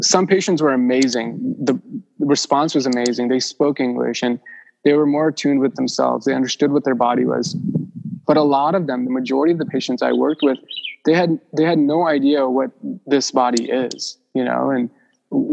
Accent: Mumbai, Maharashtra, India; moved away; I was born in Mumbai

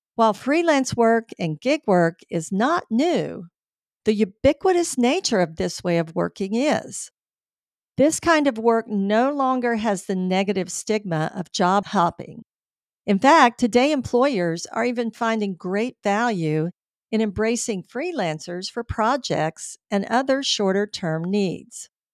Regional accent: Tampa, Florida, United States; Tampa, my hometown

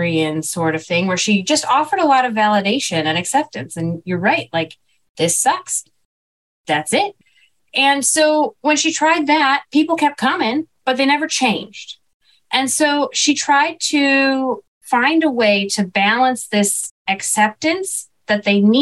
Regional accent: Chicago, Illinois, United States; growing up in Chicago

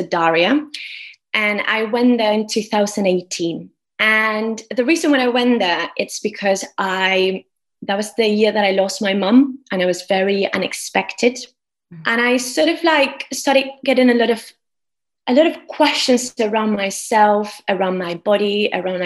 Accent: Argentina; moved away as an adult; now in United Kingdom; I'm from Argentina. And I came to the UK 10 years ago.

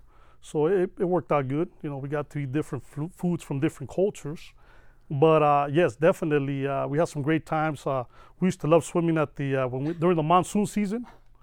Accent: Las Vegas, Nevada, United States; being here since 81.

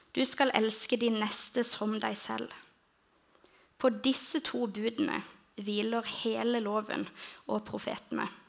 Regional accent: Lista, Agder, Norway; jeg er egentlig fra Lista

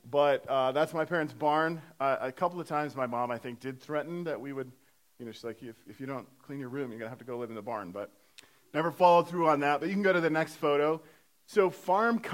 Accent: Iowa, United States; moved away; I was born and raised in Iowa. So, not from Pennsylvania, but born and raised in Iowa

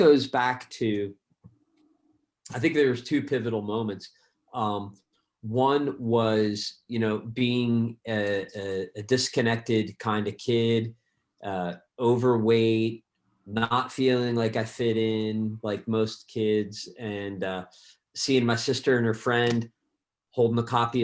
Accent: Pennsylvania, United States; where I grew up in Pennsylvania

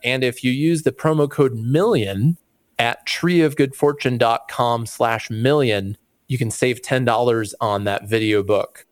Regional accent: just outside of Chicago, Illinois, United States; I grew up just outside of Chicago

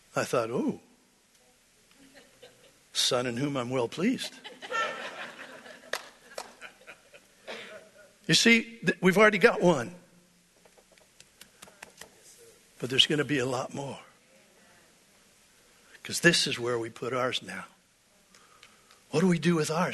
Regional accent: United States; I'm American

